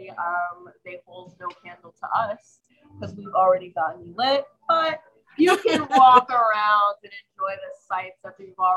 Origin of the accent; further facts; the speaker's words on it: Bridgeport, Connecticut, United States; also born or lived in East Rock, New Haven; now in New Haven, United States; So actually, I grew up in Bridgeport